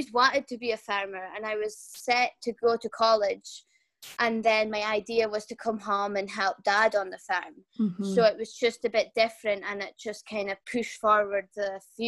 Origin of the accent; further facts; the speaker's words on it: Scotland, United Kingdom; from Bigton Farm on Shetland. We have about 90 cows, 500 sheep, and grow 60 acres of barley. Our farm is situated near St Ninian's Isle, the lovely, beautiful Tombolo that we have on Shetland.